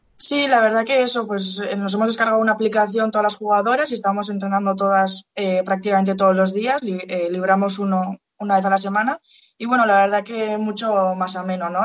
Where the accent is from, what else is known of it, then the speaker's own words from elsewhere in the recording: Pamplona, Navarre, Spain; now in Lezama, Spain; yo soy de Pamplona